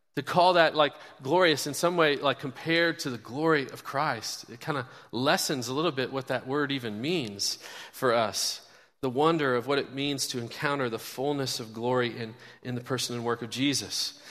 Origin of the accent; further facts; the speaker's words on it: Kansas City, United States; now in Bloomington, United States; my Kansas City Chiefs, my hometown where I grew up